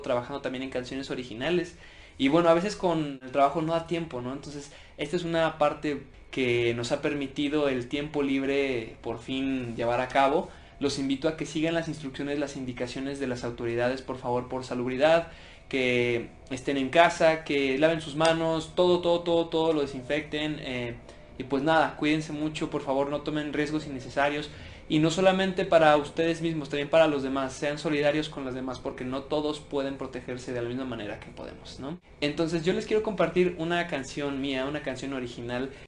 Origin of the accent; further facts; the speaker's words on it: Mexico; now in Mexico City, Mexico; soy cantautor mexicano y resido aquí en Ciudad de México